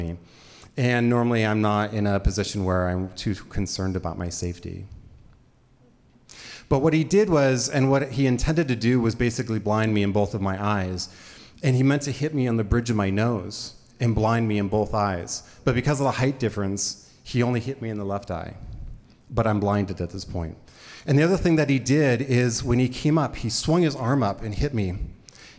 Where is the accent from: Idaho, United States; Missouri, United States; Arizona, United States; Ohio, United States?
Idaho, United States; I grew up here in Idaho